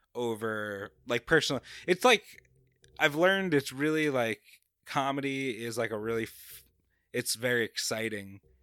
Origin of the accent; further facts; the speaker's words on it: Babylon, New York, United States; accent: New Yorker; moved away as an adult; also born or lived in North Carolina / California; now in Jacksonville, United States; I grew up in Long Island